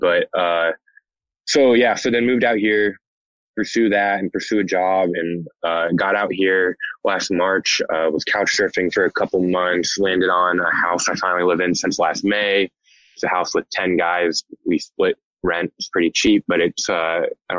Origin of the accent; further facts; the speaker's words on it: Indianapolis, Indiana, United States; moved away as an adult; also born or lived in West Lafayette, Indiana; now in Los Angeles, United States; I grew up in Indianapolis